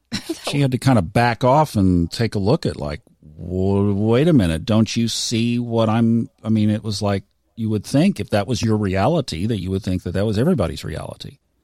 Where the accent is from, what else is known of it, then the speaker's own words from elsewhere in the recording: Tulsa, Oklahoma, United States; I grew up in Tulsa, Oklahoma in the 60s